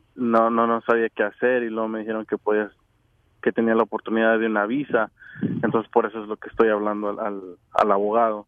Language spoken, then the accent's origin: Spanish; Honduras; now in United States; Soy de Honduras